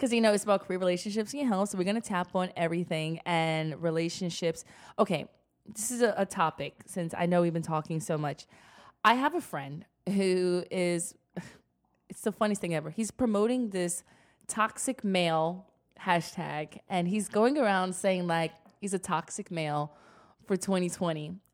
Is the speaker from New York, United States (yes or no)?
yes; New York City, New York, United States; I'm from the Bronx, I'm hood